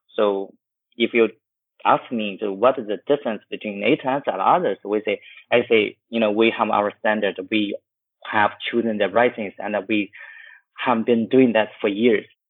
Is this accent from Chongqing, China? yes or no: no; Chengdu, Sichuan, China; now in Shanghai, China; my hometown in, in Chengdu